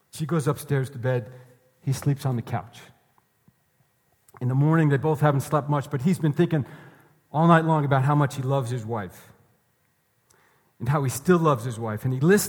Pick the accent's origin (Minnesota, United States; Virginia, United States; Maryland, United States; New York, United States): New York, United States; moved away; I'm from New York.